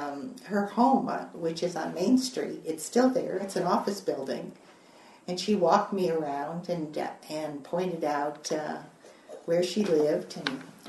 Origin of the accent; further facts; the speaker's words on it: New York City, New York, United States; moved away as an adult; now in Tucson, United States; I grew up in New York, far, far away from all of this.